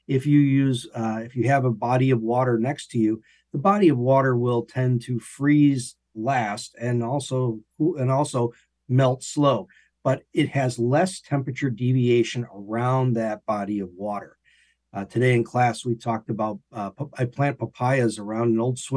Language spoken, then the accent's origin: English; Illinois, United States; moved away as an adult; also born or lived in Florida; now in Gainesville, United States; I'm from Illinois originally